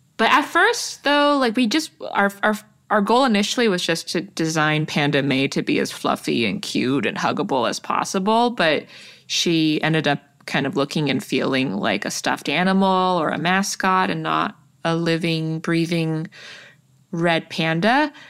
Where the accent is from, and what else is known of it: Toronto, Ontario, Canada; born or raised there